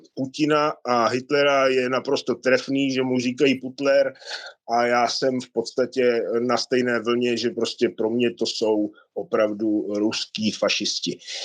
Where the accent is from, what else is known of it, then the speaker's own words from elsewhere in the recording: Lanškroun, Pardubice Region, Czechia; moved away; 18 let jsem vyrůstal v Lančkrouně